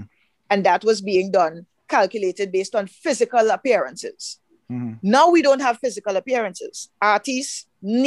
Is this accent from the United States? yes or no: no; Trinidad & Tobago